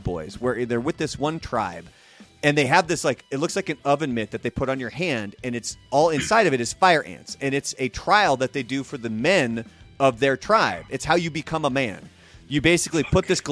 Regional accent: Portland, Oregon, United States; growing up in Portland

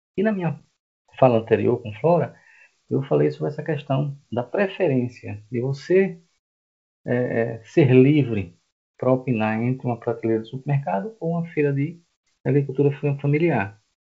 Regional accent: Recife, Pernambuco, Brazil; moved away as an adult; now in João Pessoa, Brazil; eu não sou daqui, tá? Eu sou de Recife, estou aqui há 12 anos

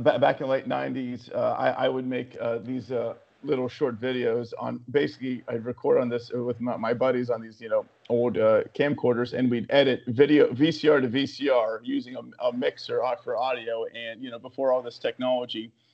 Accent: West Virginia, United States; moved away; also born or lived in New York City; I'm born and raised in West Virginia

